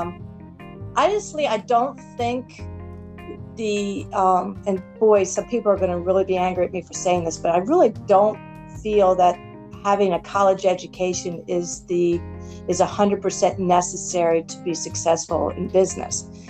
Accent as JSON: {"language": "English", "town": "Baltimore", "region": "Maryland", "country": "United States", "tie": "born or raised there", "said": "I'm born and raised in Baltimore"}